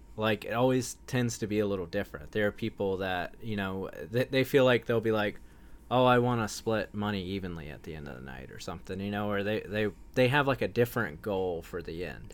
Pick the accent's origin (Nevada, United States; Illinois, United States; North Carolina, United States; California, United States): North Carolina, United States; Wilmington; I grew up in Wilmington, North Carolina, which was, like, beach town